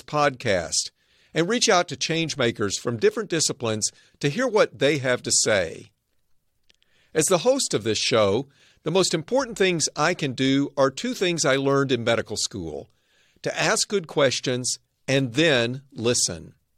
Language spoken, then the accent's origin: English; Arkansas, United States; now in Northern California, United States; I grew up in Arkansas